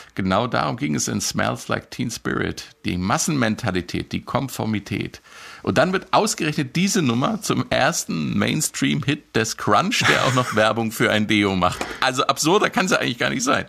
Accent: Marburg, Hesse, Germany; in meiner Heimatstadt Marburg

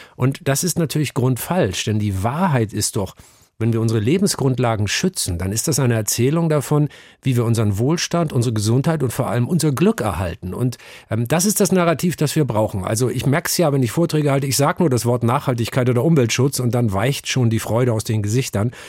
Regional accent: Northern Germany, Germany; now in Hamburg, Germany; ich bin aufgewachsen in einem kleinen norddeutschen Dorf, in der norddeutschen Tiefebene, ein Dorf namens Aslamor

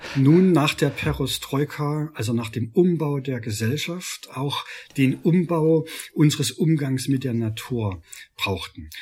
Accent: Freiberg, Saxony, Germany; Ich komme aus Freiberg, aus einer Stadt, die äh, die bundmetallurgie der DDR war

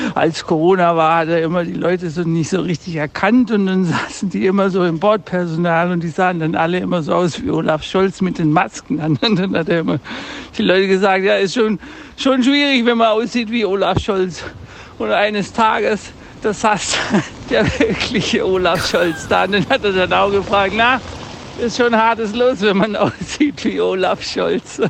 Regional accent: Berlin, Germany; wir sind aus Berlin

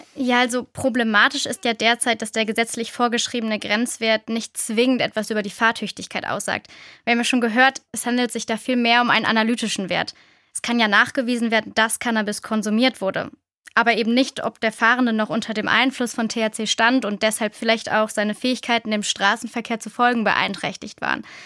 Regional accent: Rhineland, Germany; Ich komme ja aus dem Rheinland

